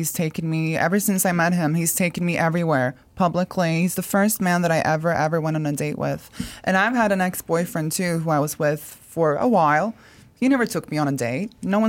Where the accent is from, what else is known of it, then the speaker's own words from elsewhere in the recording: Norway; moved away as an adult; also born or lived in Canada; I'm from Norway. I lived in Norway my whole life. And then when I met Jim, we moved to Canada together for 2 years.